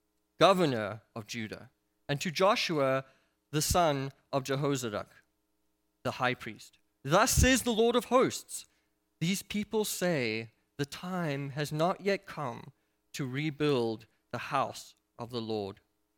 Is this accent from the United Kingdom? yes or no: no; South Africa; And I come from South Africa